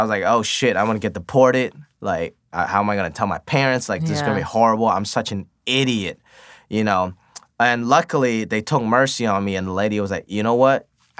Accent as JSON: {"language": "English", "country": "United States", "tie": "born or raised there", "said": "But for me, growing up in America, I chose to pursue my dreams a little more."}